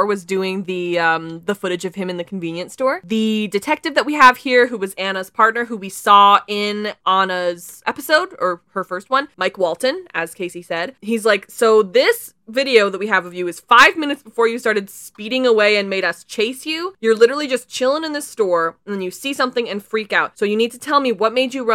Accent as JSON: {"language": "English", "area": "BC", "region": "British Columbia", "country": "Canada", "said": "as a Canadian"}